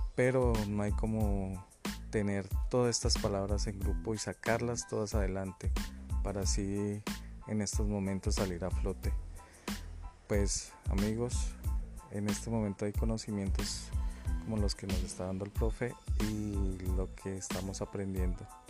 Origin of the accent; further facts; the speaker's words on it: Colombia; Como buenos colombianos